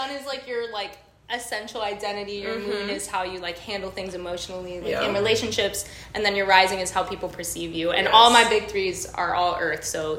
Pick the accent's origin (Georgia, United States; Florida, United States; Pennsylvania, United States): Florida, United States; Miami; accent: Miami; My hometown, Miami, 305.